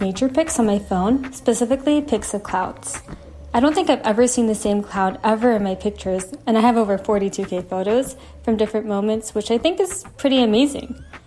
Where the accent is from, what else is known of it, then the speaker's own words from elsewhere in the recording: South Korea; I'm from Korea.